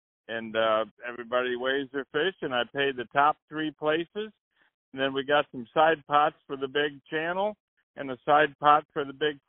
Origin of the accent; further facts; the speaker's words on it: Clinton, Iowa, United States; now in Guttenberg, United States; I come from Clinton, Iowa, and I fish tournaments down there. So when I moved up to Guttenberg, I talked to the locals